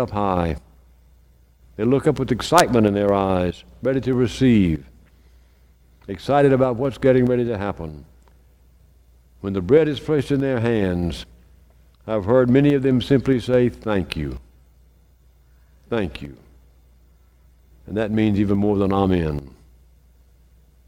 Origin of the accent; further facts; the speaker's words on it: Meridian, Mississippi, United States; when I was growing up in St. Paul's in Meridian, we had communion